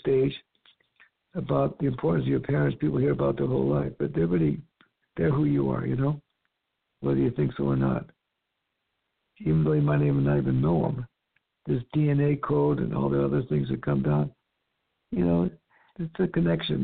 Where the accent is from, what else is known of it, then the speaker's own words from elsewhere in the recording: California, United States; also born or lived in East Coast, United States; We came back from the East Coast to live in California in a trailer